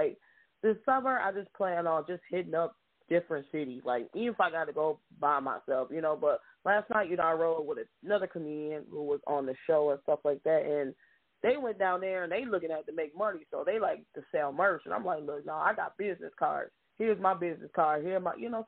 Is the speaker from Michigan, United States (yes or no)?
yes; Grand Rapids, Michigan, United States; just born and raised in Grand Rapids